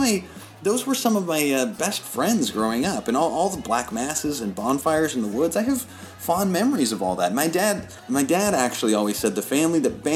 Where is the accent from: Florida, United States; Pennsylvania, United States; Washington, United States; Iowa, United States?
Iowa, United States; Des Moines; also born or lived in Charlotte; Well, I grew up in Des Moines, but I moved here from Charlotte.